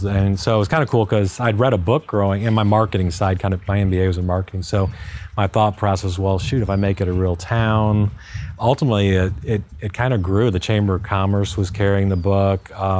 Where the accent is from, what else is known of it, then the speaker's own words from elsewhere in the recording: Miami, Florida, United States; also born or lived in Fort Worth, Texas / California; I grew up in Miami, so I was a huge Hurricane fan growing up.